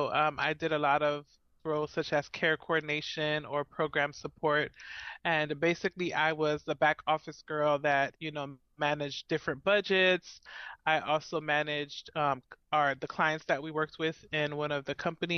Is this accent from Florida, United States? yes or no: yes; Miami, Florida, United States; moved away as an adult; now in Central Florida, United States; I am originally from Miami, Florida, born and raised